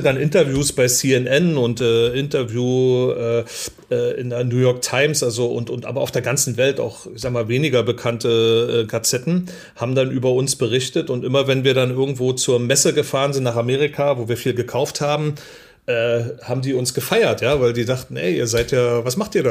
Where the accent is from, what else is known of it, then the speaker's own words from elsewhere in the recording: East Germany, Germany; bin ich äh, in der DDR groß geworden, ähm, also in Ossi